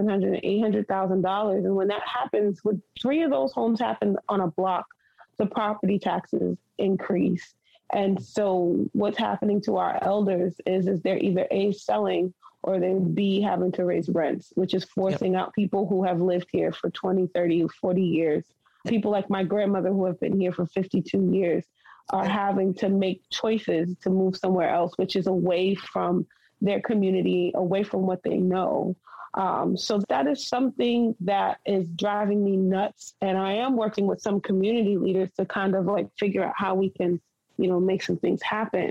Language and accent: English; Boston, Massachusetts, United States; I grew up in Roxbury and it was such a harsh condition to grow up in, there was always a sense of community